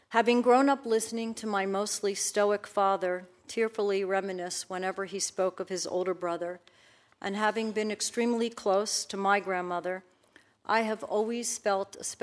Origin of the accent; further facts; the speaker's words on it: Baltimore, Maryland, United States; my parents, who were first generation Americans, born and raised in Baltimore, Maryland, as was